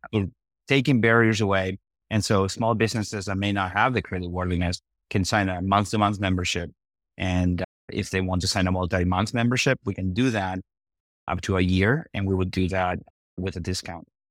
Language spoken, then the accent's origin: English; Argentina; also born or lived in Iowa / Nebraska; now in Omaha, United States; I'm originally from Argentina